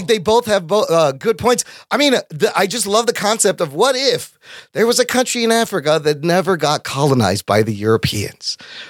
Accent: Pakistan; because I'm a Pakistani and all the Pakistanis came from India.

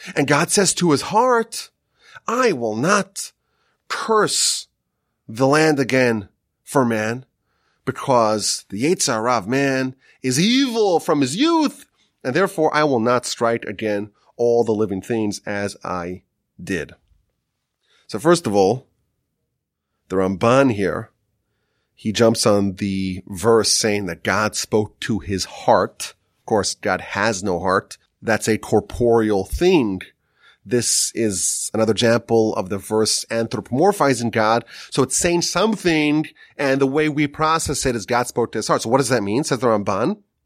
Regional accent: Northeast, United States; moved away; growing up in the Northeast

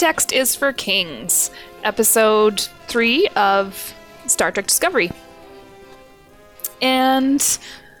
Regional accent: Canada; we're Canadian

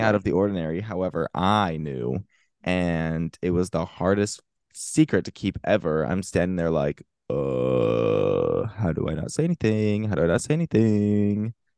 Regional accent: Florida, United States; my home state of Florida

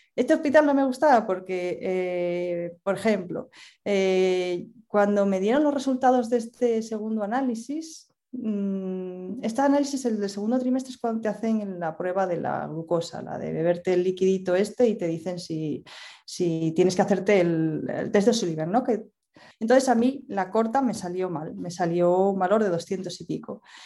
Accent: Asturias, Spain; yo soy de Asturias y en estos momentos vivo en Asturias también

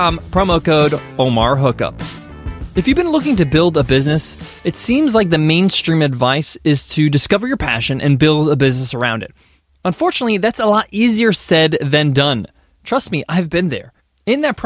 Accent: United States; My parents immigrated from Egypt to America, and I was born here in the States.

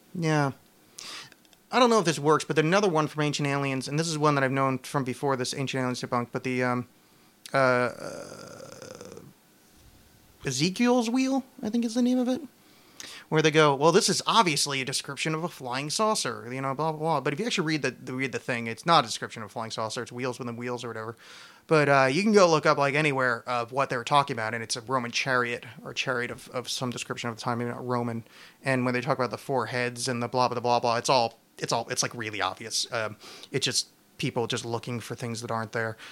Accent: East Coast, United States; I was raised Catholic and on the East Coast

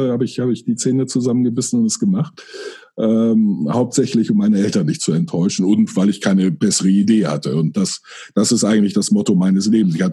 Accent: Friedberg, Germany; moved away as an adult; now in Hamburg, Germany; Ich bin dann ähm, für eine Lehre nach Hamburg gezogen. Äh, in meinen Augen zurückgezogen, obwohl ich da nie, bis dahin nie gelebt hatte, weil ich mich immer als Norddeutscher und al

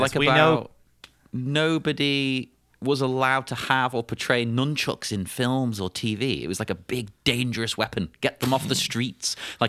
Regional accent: Cyprus; I grew up in Cyprus, right? So it was a weird blend of cultures.

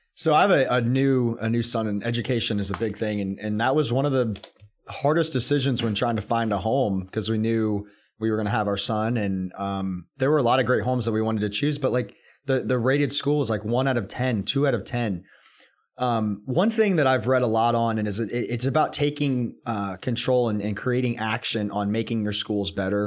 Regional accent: Atlanta, Georgia, United States; I grew up in Atlanta, and I grew up in public school systems from the beginning

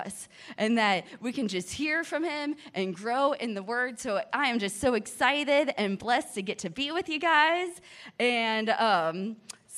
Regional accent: Miami, Florida, United States; I'm from Miami, Florida

